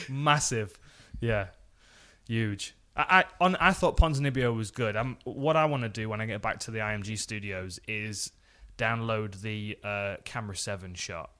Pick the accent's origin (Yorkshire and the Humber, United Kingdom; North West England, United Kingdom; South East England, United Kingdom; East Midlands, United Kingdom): East Midlands, United Kingdom; Nottingham; I was in my hometown.